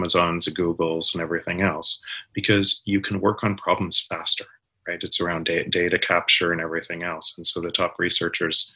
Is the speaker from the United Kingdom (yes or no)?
no; Canada; I'm from Canada